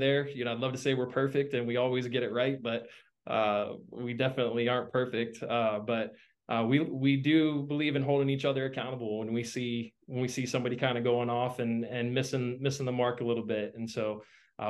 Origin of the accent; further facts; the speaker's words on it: Central Florida, United States; also born or lived in North Carolina / West Palm Beach, Florida; I grew up originally in Central Florida area. I've lived in Florida most of my life, except for a small stint in North Carolina.